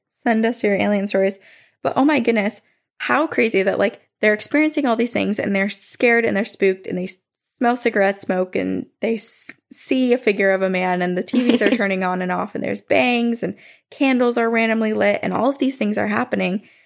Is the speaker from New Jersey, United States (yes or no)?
yes; New Jersey, United States; So I grew up in South Jersey in a house built in the 1800s.